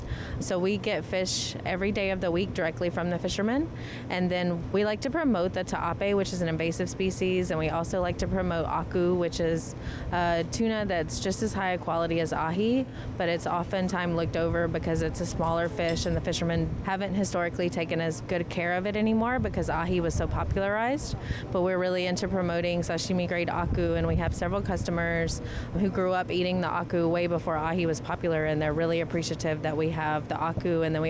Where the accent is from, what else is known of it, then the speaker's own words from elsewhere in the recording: the South, United States; Southern style, because we are from the South.